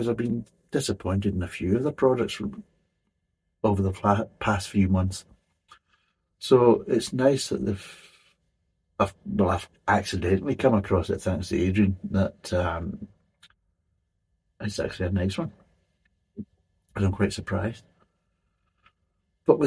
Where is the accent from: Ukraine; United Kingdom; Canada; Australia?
United Kingdom; Scotland; me being a Scotsman